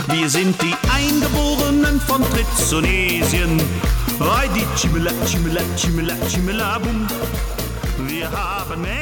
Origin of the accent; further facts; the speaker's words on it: Bonn, North Rhine-Westphalia, Germany; born there; now in Cologne, Germany; Ich bin ja sogar in Bonn geboren, obwohl ich im Moment als Kölscher Tenor durch die Lande ziehe. Ähm, jetzt wohne ich in Köln schon recht lange, bin in Bonn geboren